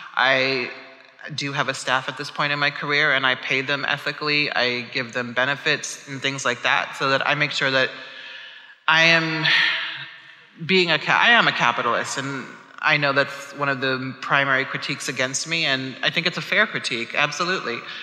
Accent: Omaha, Nebraska, United States; I'm from Omaha, Nebraska, which is a very rural place in the middle of the United States, and we were the only black family in the neighborhood growing up

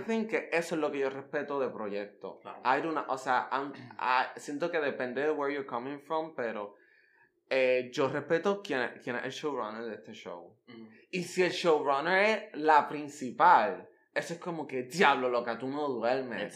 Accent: Puerto Rico; yo soy el Almodóvar puertorriqueño

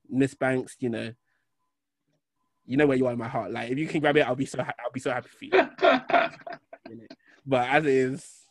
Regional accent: Birmingham, West Midlands, United Kingdom; I'm from Birmingham, bro. 0121.

